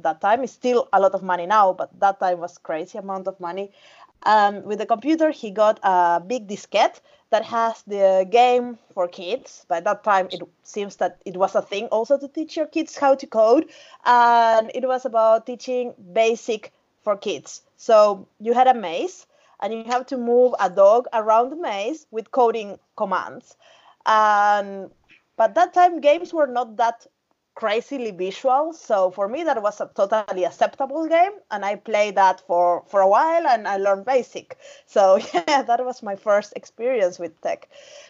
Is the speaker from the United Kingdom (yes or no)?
no; Uruguay; moved away as an adult; now in Finland; I'm from Uruguay, South America, the south, next to Argentina and Brazil.